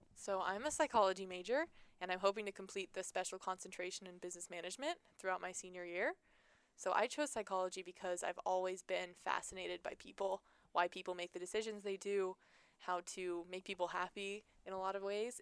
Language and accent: English; Seattle, Washington, United States; moved away; I was from Seattle, played there